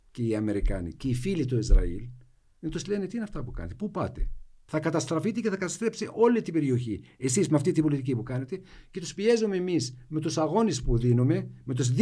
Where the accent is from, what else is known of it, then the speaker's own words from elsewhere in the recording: Jenin, West Bank, Palestine; τι γίνεται στη δυτική όχθη, στην Τζινίν, εγώ είμαι από την Τζινίν.